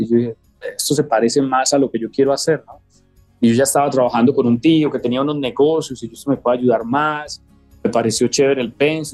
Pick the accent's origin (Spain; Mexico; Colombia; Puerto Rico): Colombia; Medellín, Antioquia; moved away as an adult; crecimos en Medellín